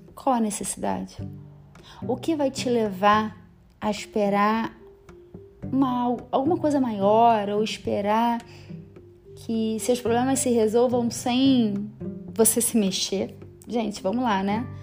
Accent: Rio de Janeiro, Brazil; moved away as an adult; now in São Paulo, Brazil; Sou carioca, amo minha cidade

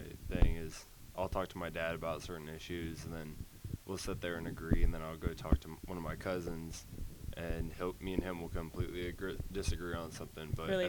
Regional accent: Leavenworth, Kansas, United States; I'm from Leavenworth, Kansas.

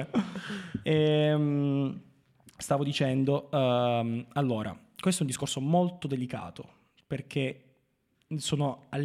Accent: Marconia, Basilicata, Italy; fare qualcosa di buono anche nella mia terra, che a cui

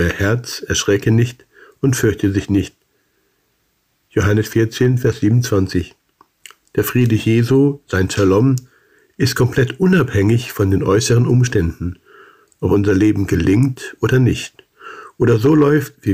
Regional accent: Salzgitter, Lower Saxony, Germany; Nach zwei gesegneten Jahren mit OM lud mich in meiner Heimatstadt Salzgitter das Rentner-Ehepaar Fritz und Ruth zu einem Bibelkreis ein.

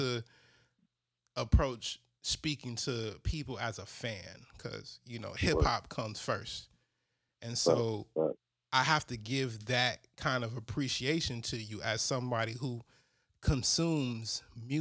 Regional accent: Chicago, Illinois, United States; grew up on the Northwest side, you know, coming from West Town around Wicker Park

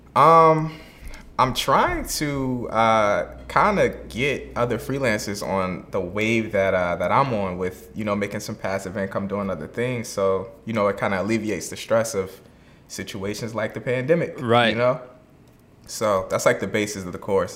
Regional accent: Virginia, United States; now in Atlanta, United States; I'm originally from Virginia

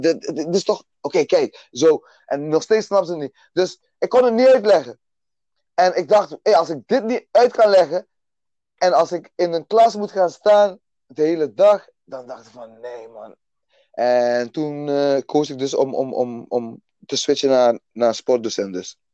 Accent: Aruba; now in Netherlands; geboren op Aruba dus. Klein eilandje eh, dicht bij Venezuela daar stuk van Nederland dus, Aruba, Bonaire en Curaçao. Ehm, daar opgegroeid

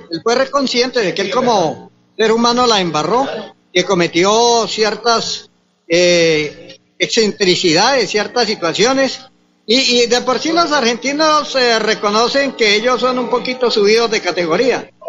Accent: Boyacá, Colombia; Soy boyacense

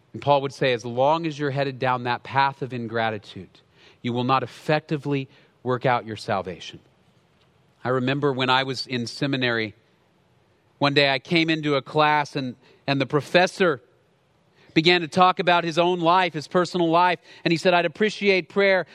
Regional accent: Dallas, Texas, United States; I grew up in Dallas, in the city

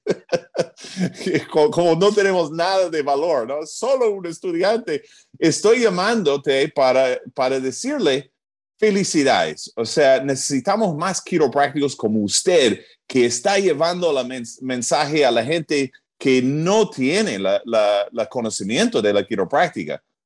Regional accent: New Jersey, United States; first language English; Spanish is a second language; moved away as an adult; also born or lived in Atlanta, Georgia; now in Peru; Yo soy de Nueva Jersey, en los Estados Unidos

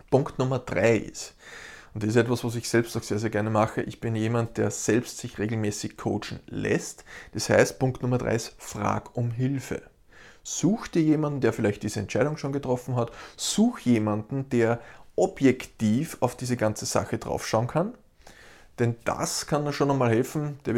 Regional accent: Austria; Ich als Österreicher will beispielsweise nach Hamburg fliegen.

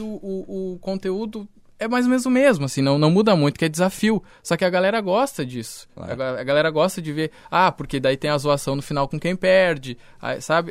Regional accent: Caçapava do Sul, Rio Grande do Sul, Brazil; also born or lived in Porto Alegre / Bagé; eu nasci em Porto Alegre, mas desde, morei em Bagé e Caçapava.

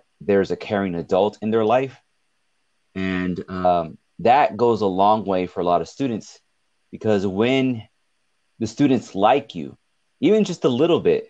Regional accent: Richgrove, California, United States; also born or lived in Bakersfield, California / Fresno, California; I was raised in Richgrove, which is by Delano

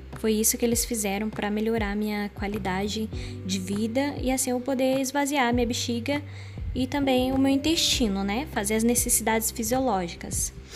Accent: Paraná, Brazil; accent: caipira / interior; Eu sou cristã, eu sou paranaense, tá? Eu sou do interior

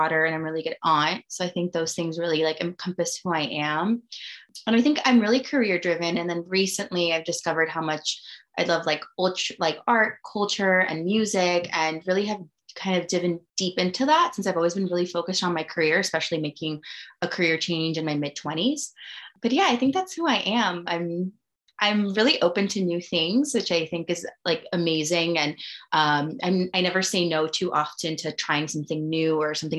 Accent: Miami, Florida, United States; moved away as an adult; now in New York, United States; I'm from Miami, as you mentioned. I'm not from New York.

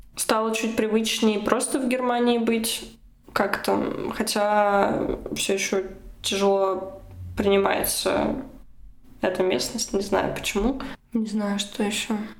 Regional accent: Russia; moved away as an adult; now in Germany; я была единственной из России

